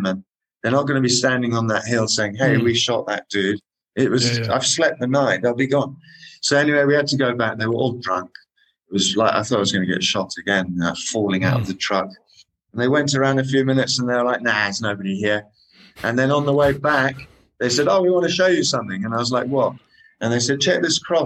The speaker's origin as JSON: {"language": "English", "country": "Kenya", "tie": "born or raised there", "said": "I was born in Kenya"}